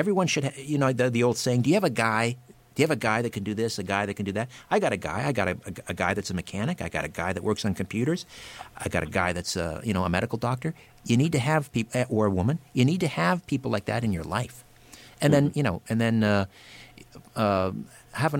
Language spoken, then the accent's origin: English; Brantford, Ontario, Canada; my hometown, Brantford